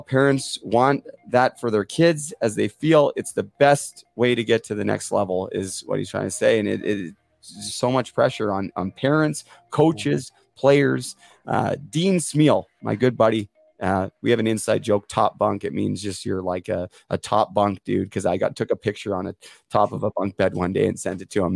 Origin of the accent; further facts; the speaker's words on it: Port Coquitlam, British Columbia, Canada; now in Muskoka, Canada; my hometown of Port Coquitlam